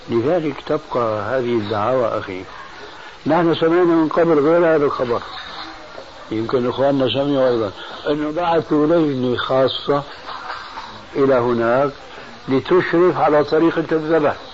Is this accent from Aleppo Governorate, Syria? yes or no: no; Damascus, Damascus Governorate, Syria